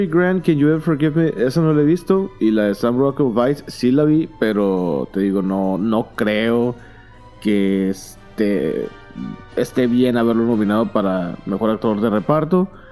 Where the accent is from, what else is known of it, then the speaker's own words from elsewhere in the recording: Mexico; soy mexicano y no soy malinchista